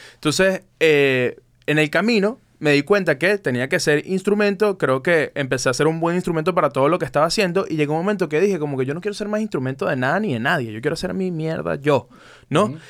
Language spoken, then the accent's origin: Spanish; Caracas, Capital District, Venezuela; moved away as an adult; also born or lived in Vancouver, Canada; nosotros venimos de Caracas